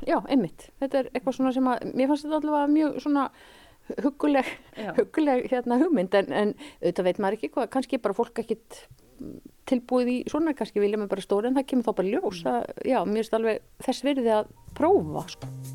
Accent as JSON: {"language": "Icelandic", "area": "Mývatnssveit", "region": "Northeastern Region", "country": "Iceland", "tie": "born or raised there", "also_born_or_lived": "Reykjavík / Kjarnanes", "moved": "yes", "lives_now": "Svalbarðseyri, Iceland", "said": "ég er úr Mývasett. Ég er fætt á uppelni Mývasett"}